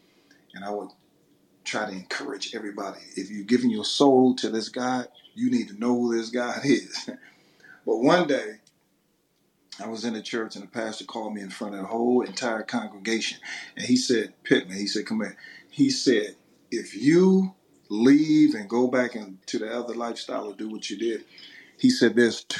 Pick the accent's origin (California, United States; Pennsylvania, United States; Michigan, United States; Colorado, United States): Michigan, United States; Detroit; I'm from Detroit, Michigan